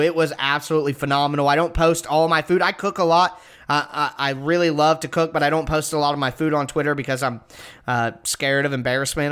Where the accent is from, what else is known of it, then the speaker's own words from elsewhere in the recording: Ohio, United States; I'm from Ohio